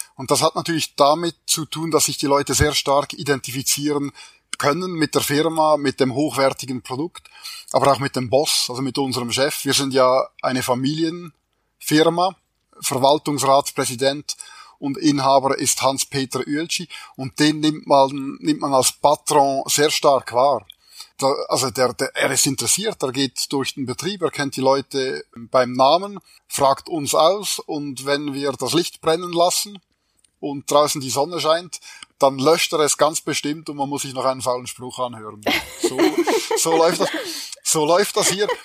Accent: Switzerland; wie man hört, bin ich Schweizer

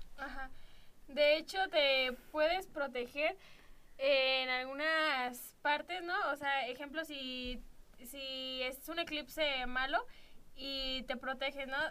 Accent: Celaya, Guanajuato, Mexico; yo nací aquí en Celaya

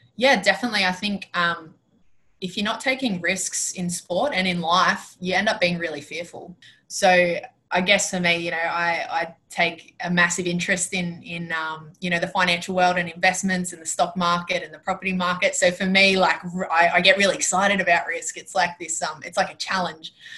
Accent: Penrith, New South Wales, Australia; moved away as an adult; now in Queensland, Australia; I was born and raised in born and raised in Penrith

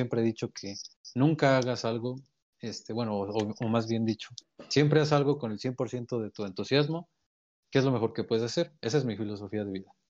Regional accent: Pachuca, Hidalgo, Mexico; Somos de Hidalgo, vamos a dejar que somos de Hidalgo.

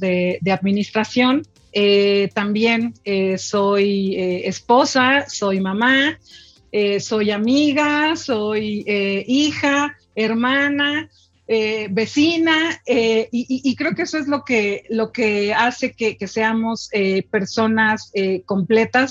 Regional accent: Mexico; yo soy una mujer mexicana, orgullosa, de hueso colorado mexicana

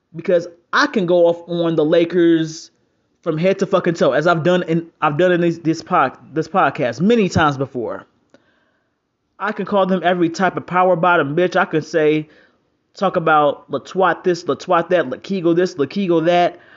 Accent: North Carolina, United States; I'm from North Carolina

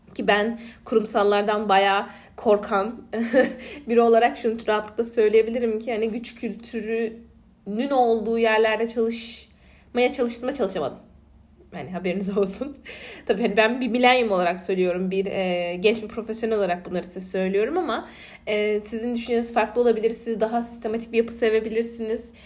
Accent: Aegean Region, Turkey; accent: Aegean; Ege'liyim. Ee, Ege'li olmanın getirdiği bir şey de bir şive, ikincisi hızlı konuşma.

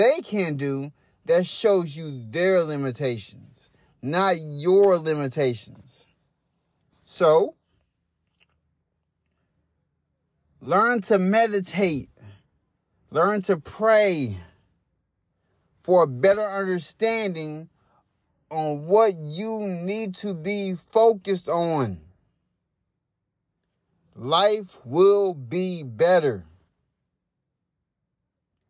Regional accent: Hot Springs, Arkansas, United States; now in Louisville, United States; I moved from Hot Springs, Arkansas. That's my hometown. I live in Louisville, Kentucky

